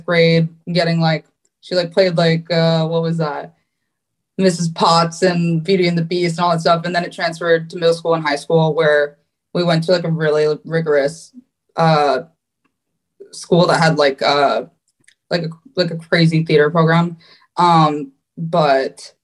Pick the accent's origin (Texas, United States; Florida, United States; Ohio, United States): Florida, United States; West Palm Beach; also born or lived in Hackensack, New Jersey; I was born in Hackensack, New Jersey, and I was raised in West Palm Beach, Florida.